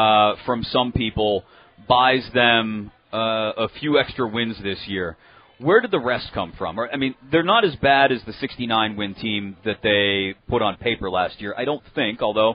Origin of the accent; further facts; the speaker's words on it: Pittsburgh, Pennsylvania, United States; As a kid who grew up in Pittsburgh in the 80s and early 90s